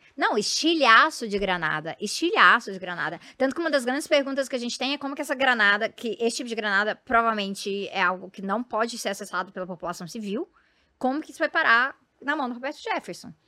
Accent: Goiás, Brazil; eu venho de Goiás

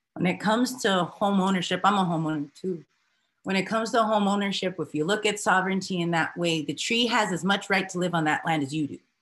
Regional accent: Denver, Colorado, United States; also born or lived in New Mexico; now in Commerce City, United States; I'm mixed Chicana from Denver homeland. So even in that space, I'm from New Mexico, Southern Colorado space, my family is

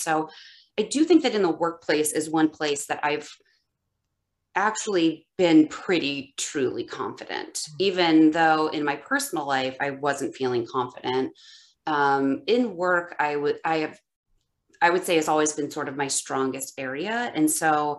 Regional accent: Ohio, United States; also born or lived in West Coast; now in Chicago, United States; I'm born and raised in Ohio, and I lived on the West Coast for a long time, and now I'm back in the Midwest in Chicago

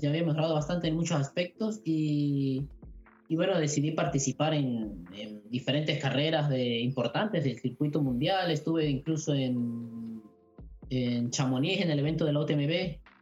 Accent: Venezuela; moved away as an adult; al venir de Venezuela

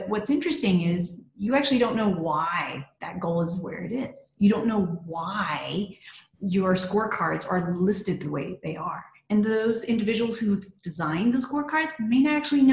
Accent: Texas, United States; So I'm originally from Texas

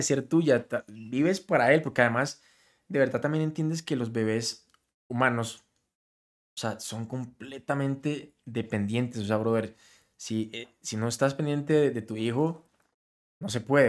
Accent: Colombia; canto música regional, siendo colombiano

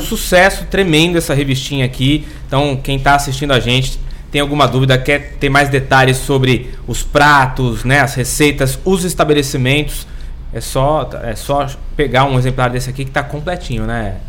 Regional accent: Santos, São Paulo, Brazil; now in São Vicente, Brazil; eu sou santista, né? Mas é, aprendi a, a, a, amar essa cidade

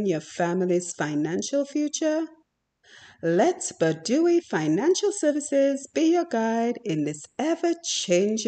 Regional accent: Dominica; we grew up in Dominica

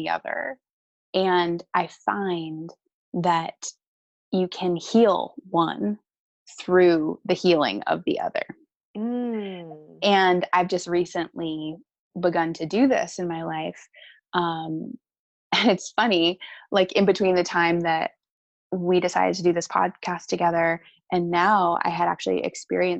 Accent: Cary, North Carolina, United States; moved away as an adult; also born or lived in San Francisco, California / Asheville, North Carolina / Raleigh-Durham, North Carolina; I grew up in Cary, North Carolina

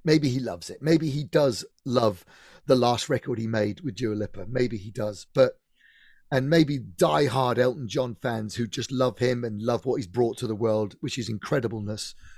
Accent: Eastleigh, South East England, United Kingdom; I was brought up in Eastleigh in Hampshire.

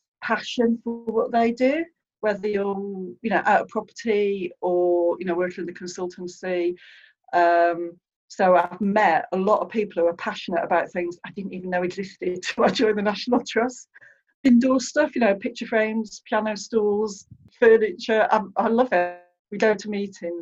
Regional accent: Anglesey, Wales, United Kingdom; I was brought up in Anglesey, middle of the countryside, on tenant farms near the beach.

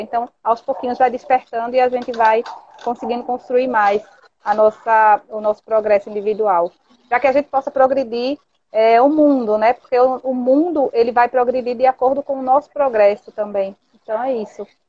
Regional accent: Recife, Pernambuco, Brazil; aqui da minha terra, né? Eu sou de Recife

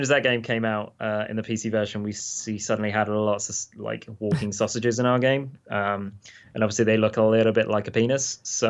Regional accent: United Kingdom; There's something about being a British dude. You just turn red and then you go white.

